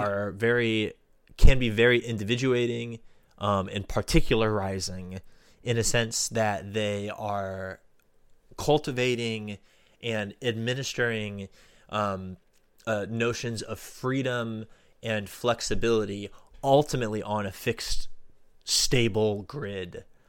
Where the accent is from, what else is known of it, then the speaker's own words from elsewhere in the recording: Florida, United States; my home state of Florida